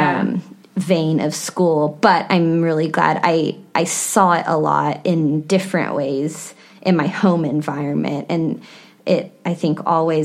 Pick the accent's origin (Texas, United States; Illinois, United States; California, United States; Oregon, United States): Texas, United States; Texas Hill Country, United States; I grew up in the Hill Country, about an hour from San Antonio